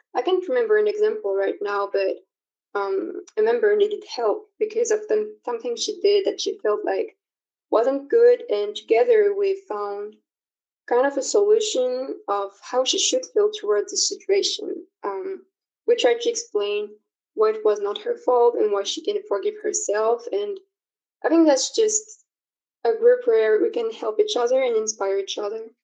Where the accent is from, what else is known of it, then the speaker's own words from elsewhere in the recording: France; I'm from France